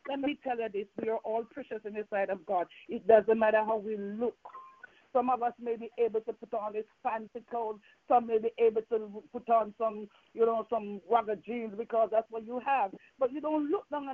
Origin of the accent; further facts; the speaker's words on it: Jamaica; accent: Jamaican; moved away; I'm from Jamaica, and I still have some Jamaican accent in me.